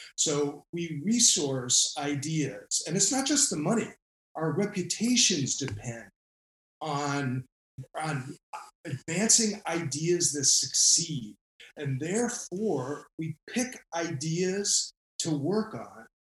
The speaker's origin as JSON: {"language": "English", "region": "Rhode Island", "country": "United States", "tie": "born or raised there", "said": "I went into government here in my home state of Rhode Island"}